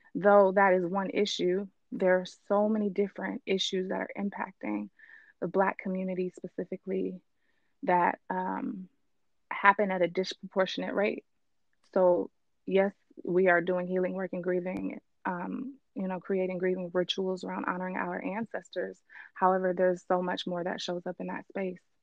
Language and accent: English; Richmond, California, United States; I grew up in Richmond